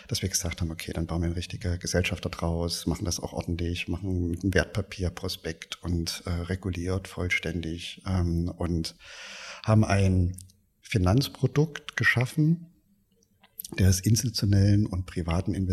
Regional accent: Erfurt, Thuringia, Germany; born there; Ich bin in, in Erfurt geboren

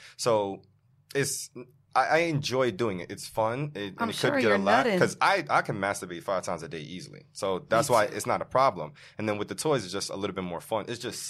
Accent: Jamaica; I'm Jamaican

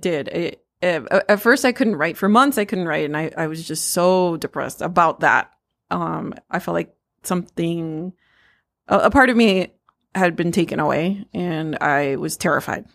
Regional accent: United States; I'm Mexican American. Um, I am the daughter of immigrants.

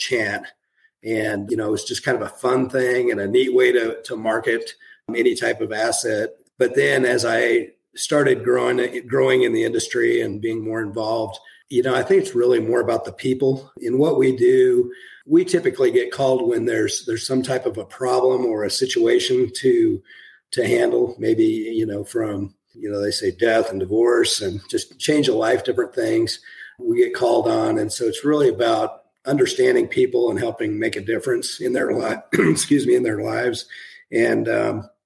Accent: Strasburg, Colorado, United States; also born or lived in Indiana; I grew up in Eastern Colorado, dryland wheat farm out of Strasburg

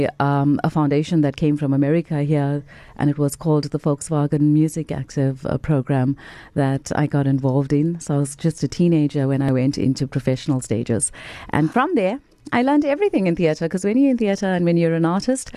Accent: Chatsworth, KwaZulu-Natal, South Africa; also born or lived in Phoenix, KwaZulu-Natal; I grew up in Chatsworth. I was born and raised in Chatsworth. I schooled in Phoenix.

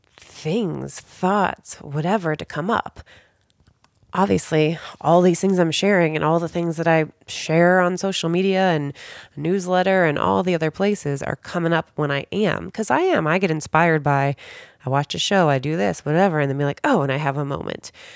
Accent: Cincinnati, Ohio, United States; moved away as an adult; also born or lived in Chicago / San Diego; now in Southern California, United States; I grew up in Cincinnati, Ohio

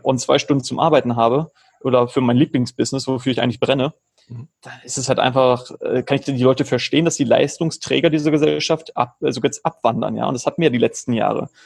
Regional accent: Germany; moved away as an adult; also born or lived in Georgia; now in Philippines; Ich lebe schon seit 2016, bin ich aus Deutschland ausgewandert

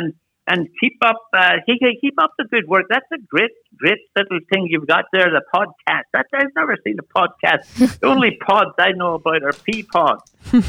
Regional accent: Ireland; I'm from Ireland. I'm from Ireland.

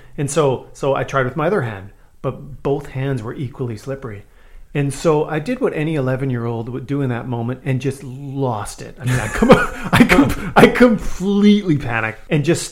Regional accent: Saskatchewan, Canada; I grew up in Saskatchewan

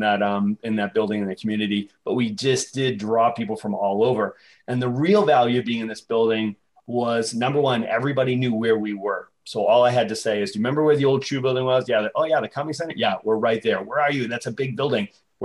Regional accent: Boston, Massachusetts, United States; I grew up in Boston

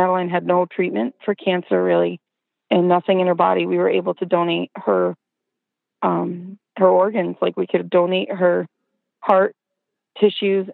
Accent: Watertown, New York, United States; now in Albany, United States; I'm originally from Watertown, New York, which is up north by the Thousand Islands.

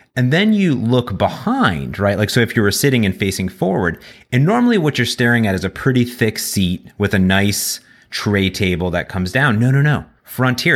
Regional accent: Cleveland, Ohio, United States; moved away; I come from Cleveland originally. and I have family back there

